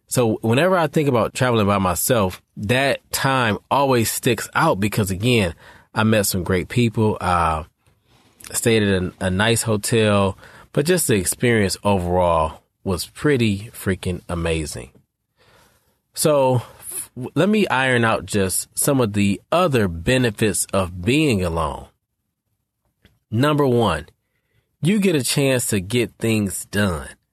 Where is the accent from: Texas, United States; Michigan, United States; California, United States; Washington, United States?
Michigan, United States; Detroit; I'm from Detroit